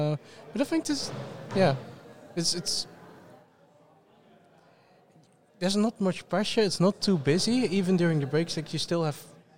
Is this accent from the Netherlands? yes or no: yes; Limburg, Netherlands; I'm from Limburg in the Netherlands.